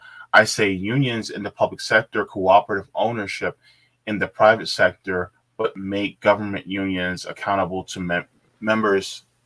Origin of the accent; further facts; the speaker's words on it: New York, United States; I'm from New York State, the biggest union state in the country